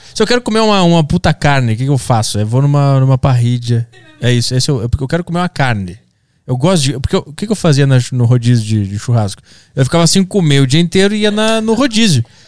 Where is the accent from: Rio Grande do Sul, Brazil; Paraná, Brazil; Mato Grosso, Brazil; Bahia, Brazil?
Rio Grande do Sul, Brazil; Porto Alegre; now in São Paulo, Brazil; Sou de Porto Alegre.